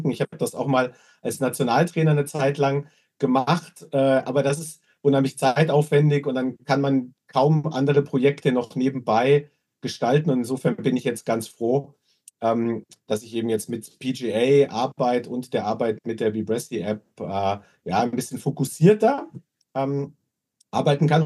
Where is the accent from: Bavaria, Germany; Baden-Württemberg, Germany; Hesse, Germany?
Bavaria, Germany; Munich; Also ich bin tatsächlich geborener Münchner, waschechter Münchner, obwohl ich jetzt so von meinem Dialekt her eher das Hochdeutsch pflege